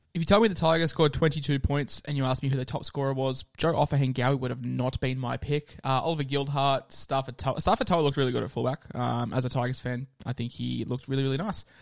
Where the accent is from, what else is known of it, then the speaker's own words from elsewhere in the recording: Queensland, Australia; I'm a Queenslander